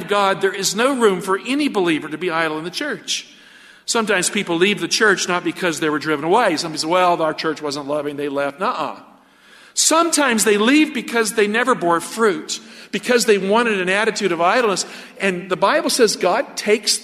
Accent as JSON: {"language": "English", "region": "the South", "country": "United States", "tie": "born or raised there", "said": "I grew up in the South"}